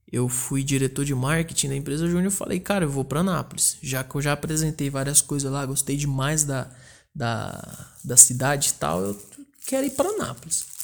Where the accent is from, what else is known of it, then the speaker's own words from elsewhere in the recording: Porangatu, Goiás, Brazil; eu sou natural é, do interior goiano, né? Eu saí de Porangatu, Goiás, a mais ou menos 400 quilômetros da capital, Goiânia, e fica na divisa com o Tocantins.